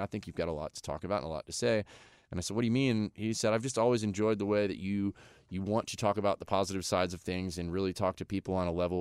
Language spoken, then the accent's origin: English; Florida, United States; now in Nashville, United States; where I grew up in Florida